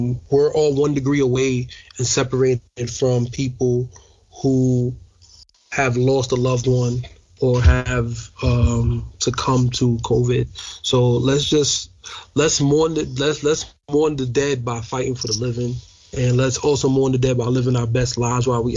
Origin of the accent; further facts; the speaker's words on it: New York, United States; I'm a New Yorker